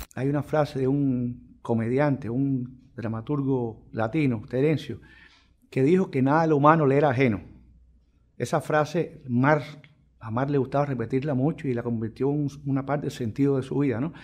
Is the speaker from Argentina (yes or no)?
no; Cuba; nosotros como, como, ciudadanos cubanos